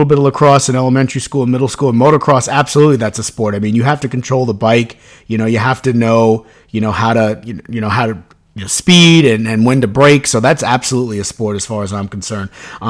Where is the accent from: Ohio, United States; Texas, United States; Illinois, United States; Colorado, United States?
Illinois, United States; Chicago; moved away; I'm from Chicago originally